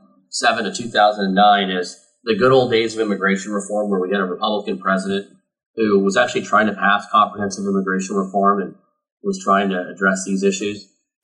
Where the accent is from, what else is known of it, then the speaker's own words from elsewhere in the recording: United States; Having grown up here in a biracial household, and you know, I believe I'm an American first and foremost